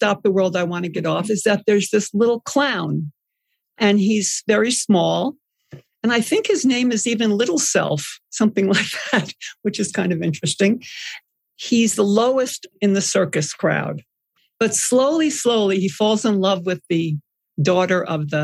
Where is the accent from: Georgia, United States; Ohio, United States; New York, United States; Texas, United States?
New York, United States; Long Island; I grew up on Long Island.